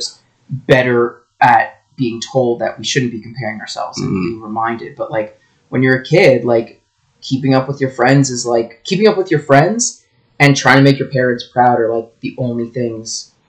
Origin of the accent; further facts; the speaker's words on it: Thornhill, Ontario, Canada; born and raised in Thornhill, which is just north of Toronto. It's like the first like suburb north of Toronto as part of like the GTA, part of Vaughan.